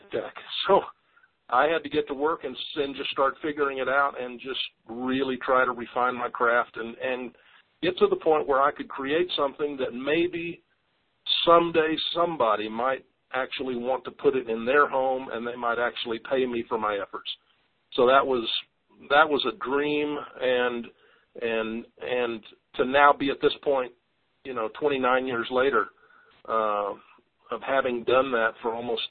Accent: Kansas, United States; moved away as an adult; now in Colorado, United States; A kid growing up in Kansas always wanted to live in the Rocky Mountains.

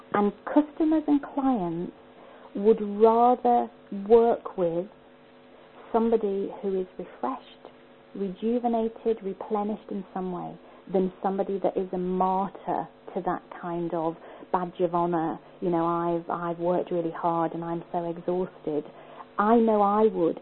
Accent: Liverpool, North West England, United Kingdom; moved away as an adult; now in Scotland; I was born in Liverpool.

